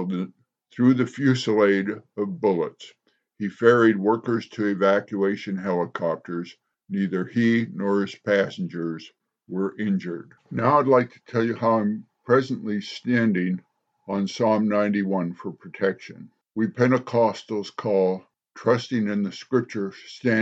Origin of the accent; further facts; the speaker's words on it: United States; as American citizens